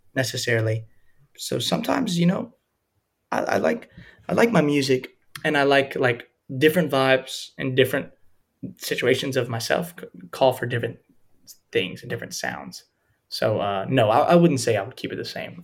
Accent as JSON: {"language": "English", "region": "Louisiana", "country": "United States", "tie": "born or raised there", "said": "where I grew up mm-hmm. in Louisiana"}